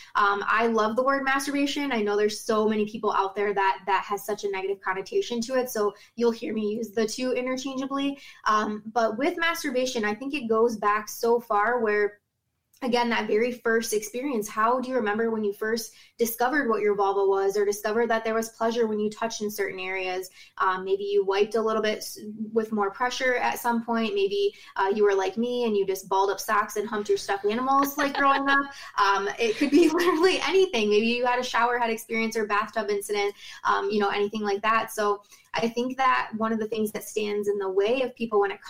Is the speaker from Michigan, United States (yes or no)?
yes; Rockwood, Michigan, United States; I'm from Rockwood, Michigan, live on Lake Erie